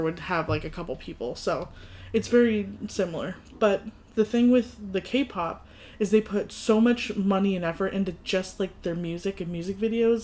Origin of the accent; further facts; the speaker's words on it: United States; I grew up in the States